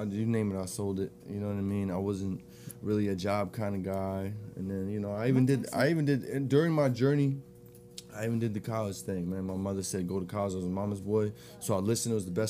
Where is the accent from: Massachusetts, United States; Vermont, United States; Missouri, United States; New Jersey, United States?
New Jersey, United States; moved away; Jersey. I'm from Jersey.